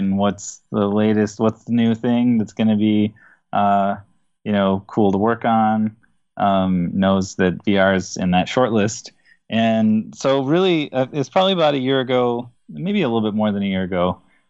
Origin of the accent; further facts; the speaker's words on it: Minneapolis, Minnesota, United States; I hail from Minneapolis, Minnesota